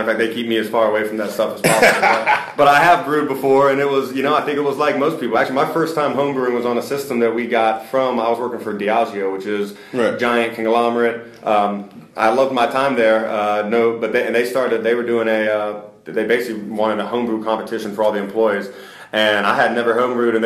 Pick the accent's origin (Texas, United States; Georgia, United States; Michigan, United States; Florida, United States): Georgia, United States; Stone Mountain; moved away as an adult; also born or lived in Atlanta, Georgia / South Carolina / East Coast; born and raised in Stone Mountain